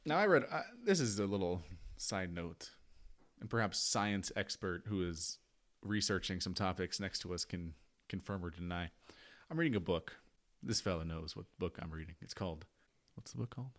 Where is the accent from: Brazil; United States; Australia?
United States; I am an American.